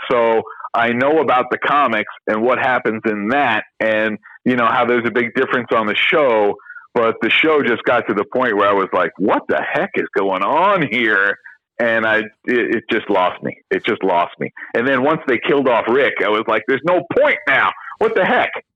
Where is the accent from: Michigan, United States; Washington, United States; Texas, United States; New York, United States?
New York, United States; moved away as an adult; also born or lived in Miami; I was from New York